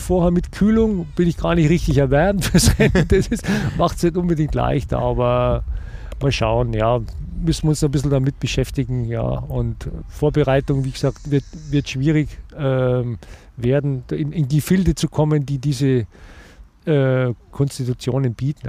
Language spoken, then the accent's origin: German; Germany; bei uns in Deutschland